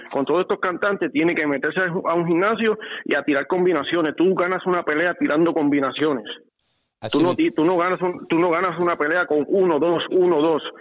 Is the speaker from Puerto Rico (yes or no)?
yes; Puerto Rico; Yo soy boricua y me encantan los boxeadores boricua